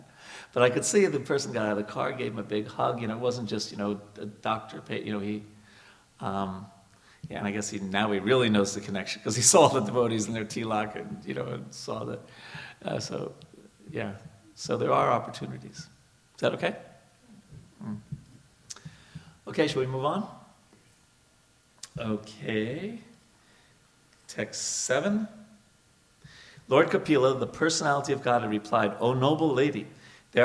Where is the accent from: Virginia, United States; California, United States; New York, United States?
New York, United States; moved away as an adult; also born or lived in India; I'm from New York